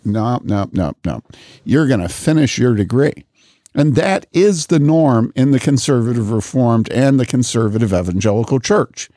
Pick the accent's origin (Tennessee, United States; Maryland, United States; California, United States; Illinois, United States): Illinois, United States; Wheaton; moved away; also born or lived in Madison / Boulder; growing up in Wheaton